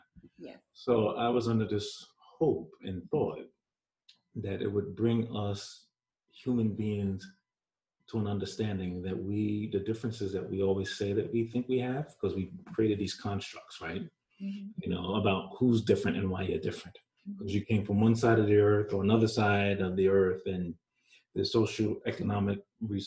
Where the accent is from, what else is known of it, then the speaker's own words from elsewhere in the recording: New York, United States; accent: New York; also born or lived in Jamaica; My New York accent is hard